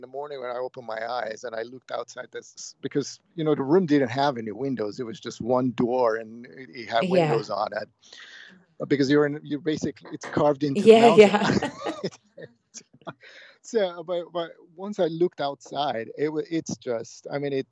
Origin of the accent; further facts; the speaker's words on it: Cyprus; moved away; I grew up on in Cyprus, which is a Greek island